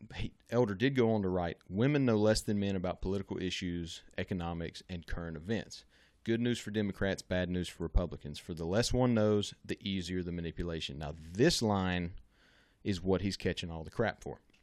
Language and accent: English; Louisiana, United States; I'm from Louisiana